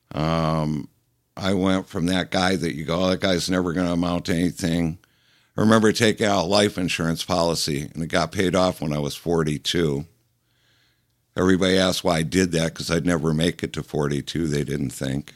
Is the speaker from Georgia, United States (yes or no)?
no; Detroit, Michigan, United States; moved away as an adult; also born or lived in California; now in Detroit, United States; I grew up down around Plymouth Road and Myers